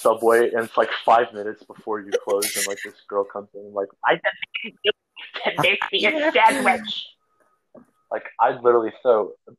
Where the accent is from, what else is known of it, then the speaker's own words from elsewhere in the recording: United States; also born or lived in Pennsylvania; Like I would just hope that if I move to Canada one day that they'll accept me. Because I'm an American.